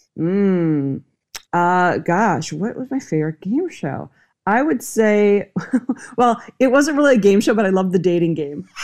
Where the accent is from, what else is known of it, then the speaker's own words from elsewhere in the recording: Minnesota, United States; now in Los Angeles, United States; I grew up in Minnesota. And I'm in Los Angeles now